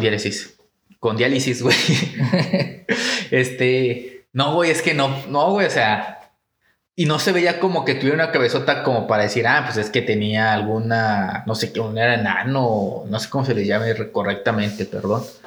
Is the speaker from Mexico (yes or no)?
yes; Mexico; somos altos los mexicanos